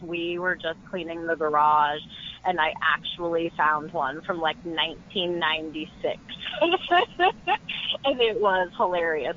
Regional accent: Midwest, United States; I'm from the Midwest

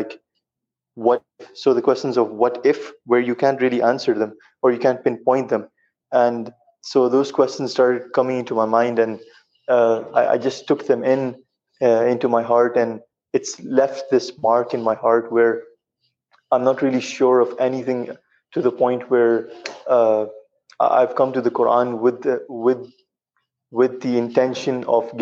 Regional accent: United Arab Emirates; I'm from the UAE. I'm originally from Pakistan, but I've been born and raised

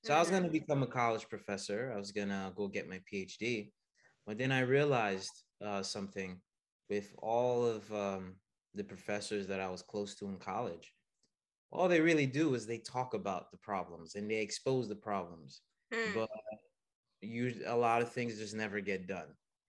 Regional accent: United States; also born or lived in Haiti / Canada; No, I was born and raised in here, here in the United States.

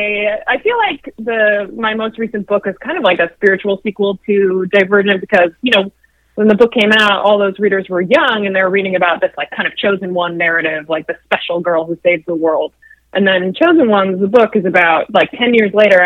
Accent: Chicago suburbs, Illinois, United States; now in Chicago, United States; I grew up in the Chicago suburbs

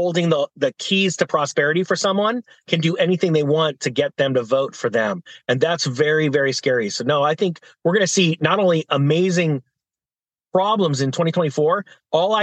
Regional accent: California, United States; In my home state of California

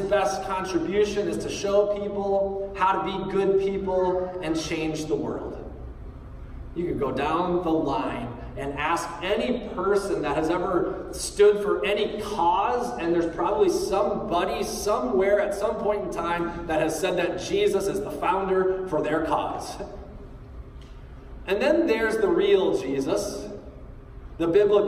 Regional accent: United States; as American readers

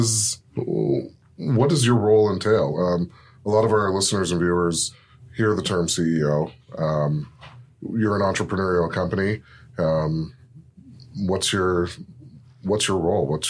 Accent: Mississauga, Ontario, Canada; Mississauga, my hometown.

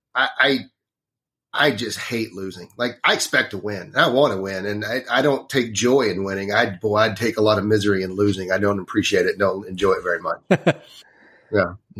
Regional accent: Northeast Texas, United States; I grew up in Northeast Texas. It's a, it's a very small town

